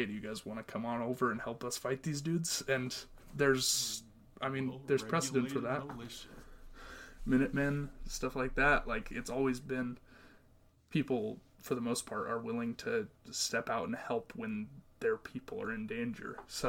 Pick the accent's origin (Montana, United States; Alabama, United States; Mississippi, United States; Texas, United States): Montana, United States; my home state, Montana